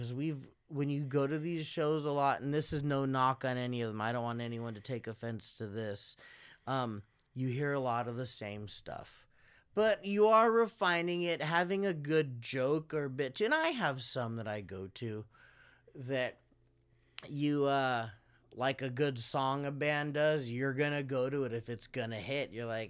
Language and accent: English; Philippines; I'm Filipino. So because my look is kind of ambiguous, I can make jokes about different races of people